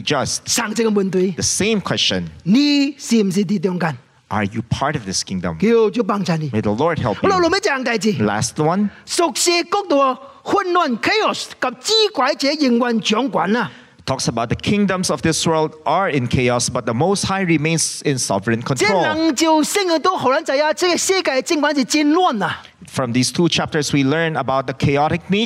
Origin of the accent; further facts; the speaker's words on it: China; I am Chinese